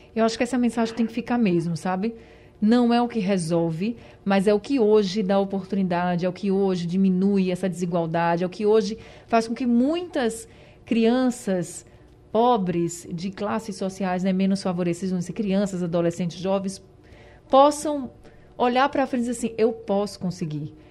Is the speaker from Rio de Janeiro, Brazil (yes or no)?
no; Recife, Pernambuco, Brazil; eu vim do Ibura